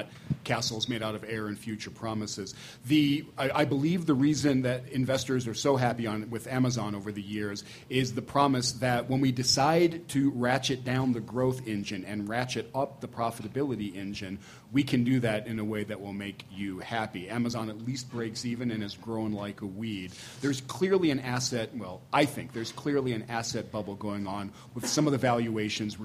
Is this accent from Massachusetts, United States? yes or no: yes; Cambridge, Massachusetts, United States; My hometown of Cambridge, Massachusetts